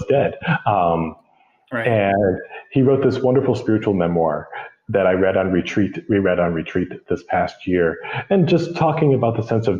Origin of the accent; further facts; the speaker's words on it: Rochester, New York, United States; moved away as an adult; now in Micronesia; I'm from Rochester, which is about an hour away from Buffalo